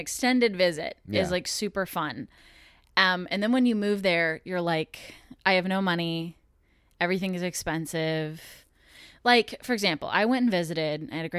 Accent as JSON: {"language": "English", "region": "Texas", "country": "United States", "said": "Yeah, I'm originally from Texas. But we've moved, I mean, I've moved personally probably 20 times in my life."}